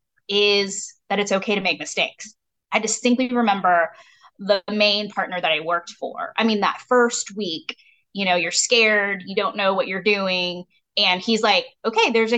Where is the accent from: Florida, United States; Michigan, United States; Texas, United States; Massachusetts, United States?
Texas, United States; Kaufman; also born or lived in California; even though I was born in California a month after my parents arrived in the United States, I'd say I grew up in Kaufman, Texas